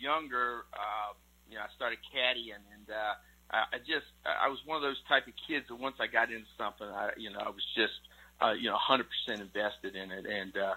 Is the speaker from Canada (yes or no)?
yes; Canada; I started playing hockey when I was 4 years old, and it was just something you did in Canada.